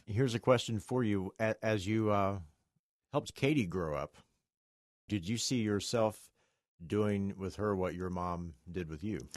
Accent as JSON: {"language": "English", "region": "West Virginia", "country": "United States", "said": "I'm from West Virginia."}